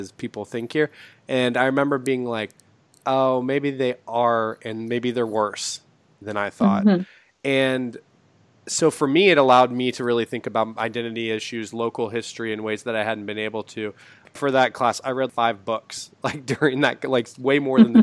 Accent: Tulsa, Oklahoma, United States; I grew up in Tulsa

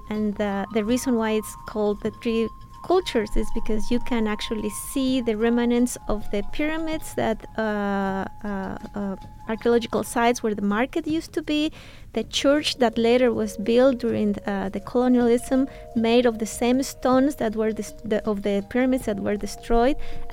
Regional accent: Mexico City, Mexico; as a city within a city in Latin America in the 1960s. I am from there. I grew up seeing these three manifestations of my culture in one place.

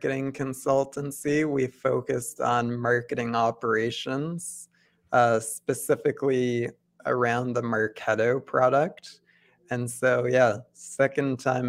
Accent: Ottawa, Ontario, Canada; I was born and raised in Ottawa. I went to high school here

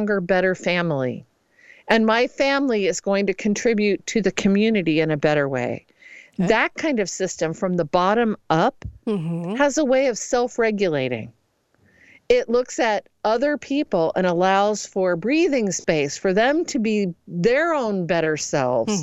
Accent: Midwest, United States; I'm truly from the Midwest

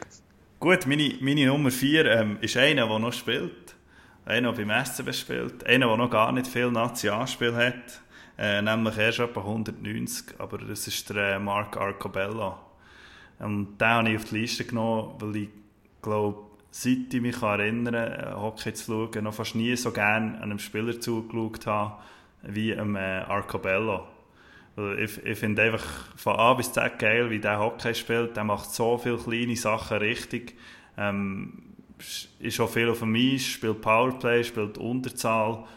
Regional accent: Bern, Switzerland; für mich als Berner

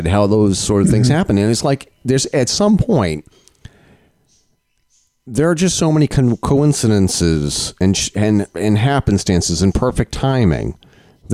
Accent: Vermont, United States; I'm from Vermont

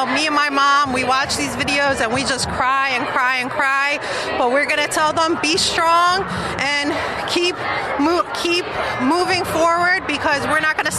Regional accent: Palestine; now in United States; I'm Palestinian.

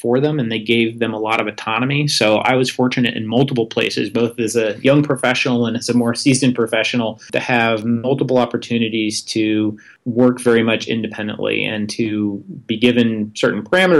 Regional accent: Vermont, United States; moved away; I had an opportunity to go work for my home state senator, Patrick Leahy

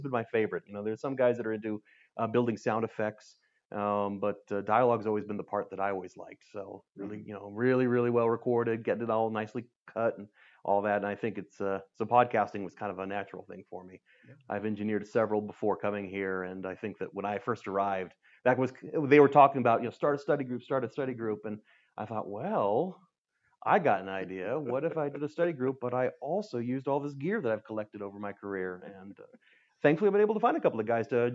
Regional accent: California, United States; I'm from California, not Michigan

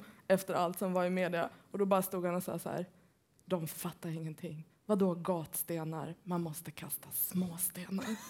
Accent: Gothenburg, Västra Götaland, Sweden; also born or lived in Hammarkullen; jag är ju uppvuxen i Göteborg

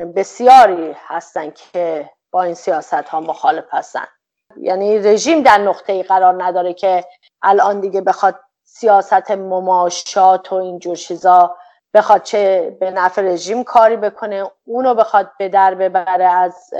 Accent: Iran; به عنوان یک ایرانی

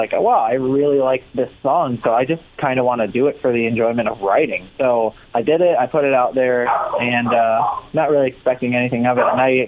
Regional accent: Rochester, New York, United States; I grew up in Rochester, New York, which is nowhere near New York City. It's actually like 6 hours away from New York City. It's in between Buffalo and Syracuse

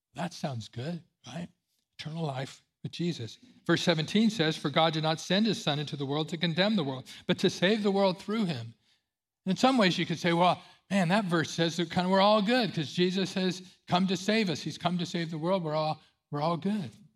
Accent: Central California, United States; I grew up in Central California

